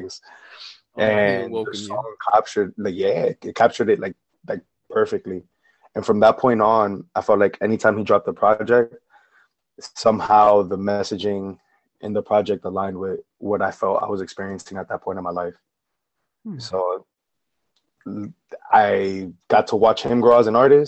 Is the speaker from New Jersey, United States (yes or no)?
yes; Paterson, New Jersey, United States; I'm born and raised in Paterson, New Jersey